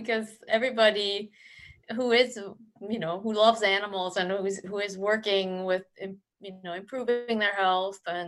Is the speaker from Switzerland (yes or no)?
yes; Switzerland; I was born in Switzerland